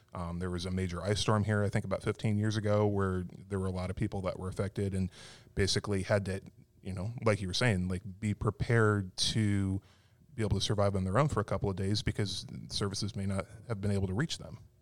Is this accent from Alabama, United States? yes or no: no; Arizona, United States; moved away; growing up in Arizona